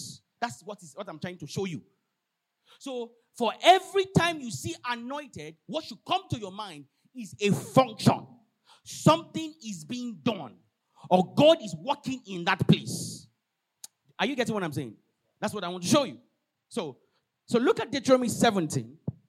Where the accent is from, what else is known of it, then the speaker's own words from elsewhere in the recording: Osun, Nigeria; I'm not a Levite by tribal. I'm from Osun State. One crazy village like that.